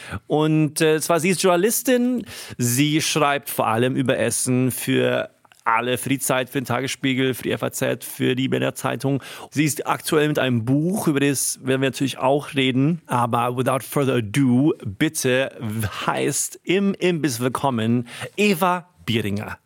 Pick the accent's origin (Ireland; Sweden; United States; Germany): Sweden; moved away; aus meinem Heimatland